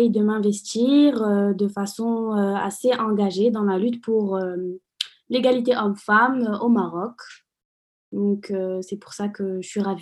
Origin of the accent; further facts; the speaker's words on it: Tunisia; suis aussi tunisienne